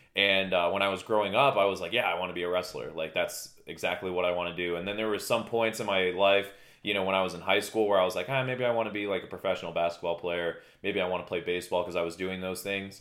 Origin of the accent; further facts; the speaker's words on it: Danielsville, Pennsylvania, United States; also born or lived in Walnutport, Pennsylvania / Bethlehem, Pennsylvania / Allentown, Pennsylvania / Emmaus, Pennsylvania; now in Poconos, United States; My hometown would be considered, uh, Lehigh Township, Pennsylvania. Um, specifically Danielsville, Walnut Port area